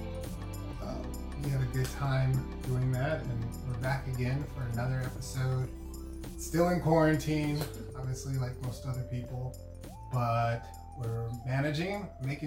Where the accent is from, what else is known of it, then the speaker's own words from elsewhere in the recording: United States; I'm just regular old African American